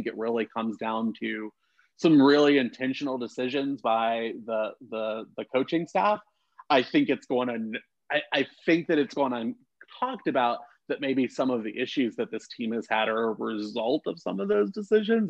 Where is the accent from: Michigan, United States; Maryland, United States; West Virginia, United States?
West Virginia, United States; central; moved away as an adult; now in Arizona, United States; I grew up in West Virginia.